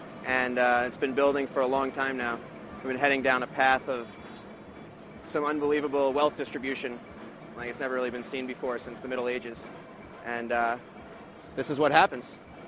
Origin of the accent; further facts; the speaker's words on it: Vermont, United States; I'm from Vermont.